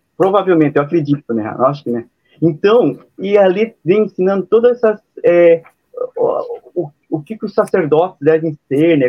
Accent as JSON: {"language": "Portuguese", "town": "Paranaguá", "region": "Paraná", "country": "Brazil", "said": "sou aqui de Paranaguá, no Paraná, né? Litoral do Paraná."}